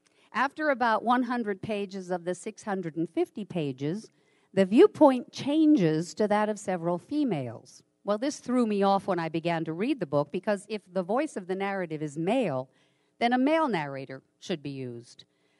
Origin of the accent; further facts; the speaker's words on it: Ridgewood, New Jersey, United States; moved away as an adult; also born or lived in West Virginia; It was in Ridgewood, New Jersey, where I grew up, in North Jersey, close to New York City.